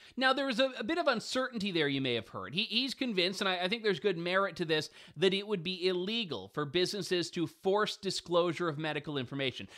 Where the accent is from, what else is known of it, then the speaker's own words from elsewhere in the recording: London, Ontario, Canada; my hometown, actually, London, Ontario